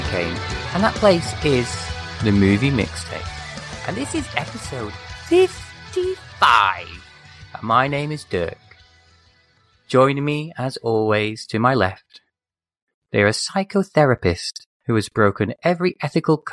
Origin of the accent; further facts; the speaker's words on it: England, United Kingdom; as an English person, growing up over here in England